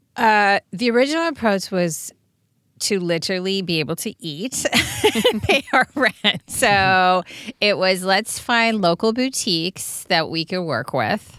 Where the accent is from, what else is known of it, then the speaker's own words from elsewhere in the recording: Serbia; moved away; growing up in Serbia, my grandmothers made everything